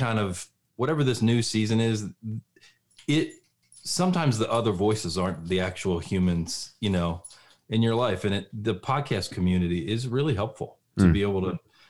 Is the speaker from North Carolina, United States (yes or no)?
no; Philadelphia, Pennsylvania, United States; I'm from Philly